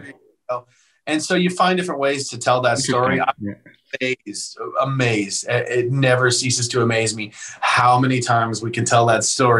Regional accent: Canada; now in Nashville, United States; And so I came from Canada to Nashville

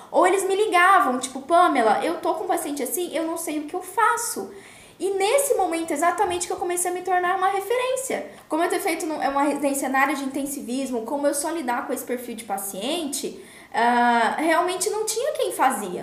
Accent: Campo Grande, Mato Grosso do Sul, Brazil; eu sou de Campo Grande

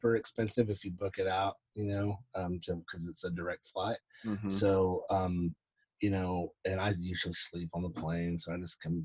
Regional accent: Collinsville, Alabama, United States; I grew up in Alabama in a little town called Collinsville, Alabama

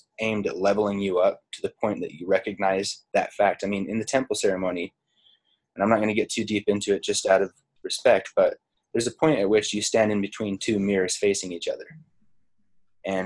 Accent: Utah, United States; I'm from Utah and I am descended from pioneer stock on my father's side.

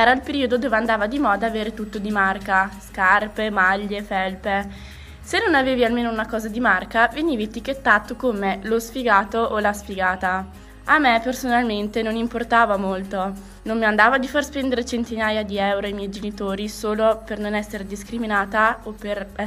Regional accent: Italy; born there; Nonostante io sia nata in Italia, venivo considerata ugualmente straniera.

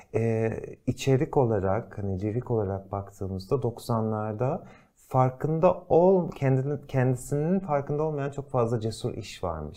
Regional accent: Turkey; moved away as an adult; bizler burada doğduk büyüdük

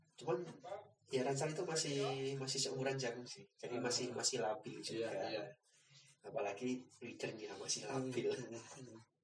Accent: Temanggung, Central Java, Indonesia; kalau di Temanggung itu hmm. mas, terutama di desaku

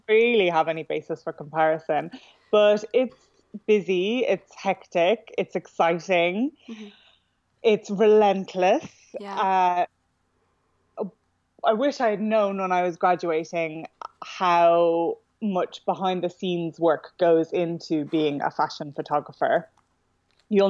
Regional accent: Dublin, Leinster, Ireland; moved away as an adult; now in London, United Kingdom; I'm from Dublin originally, and I moved to London 10 years ago

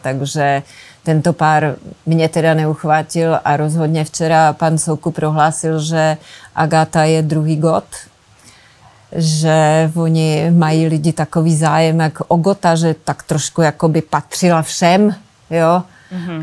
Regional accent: Moravia, Czechia; jsem se narodila na Moravě

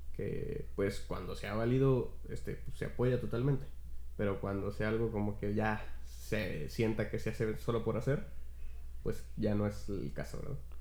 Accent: Mexico; Yo, como mexicano

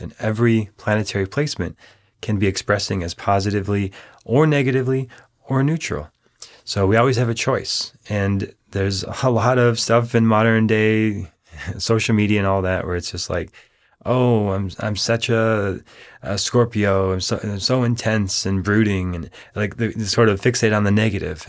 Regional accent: Minnesota, United States; growing up in Minnesota

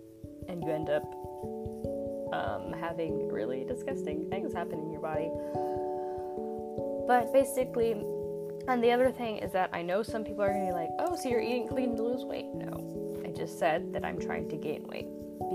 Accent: United States; I'm from the United States.

